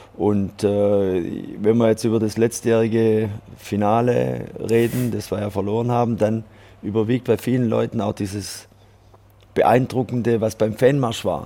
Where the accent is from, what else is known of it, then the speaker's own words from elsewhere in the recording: Switzerland; also born or lived in France; bei uns in der Schweiz